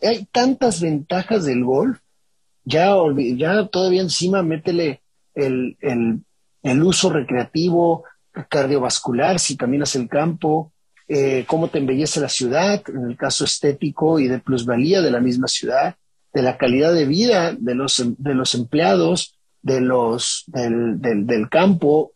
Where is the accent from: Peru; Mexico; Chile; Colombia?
Mexico; hecho en México por un mexicano